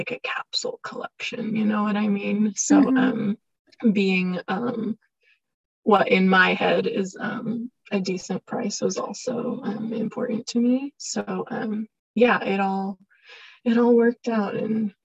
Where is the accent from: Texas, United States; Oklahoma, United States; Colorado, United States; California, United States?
California, United States; now in Salt Lake City, United States; I'm from California, but it's not easy to find fashion industry things out here